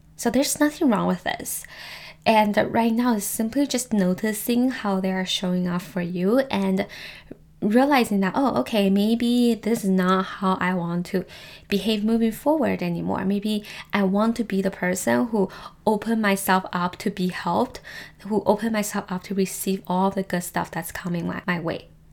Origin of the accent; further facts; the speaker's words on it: Canada; also born or lived in Taiwan; as an Asian person myself, I am Taiwanese Canadian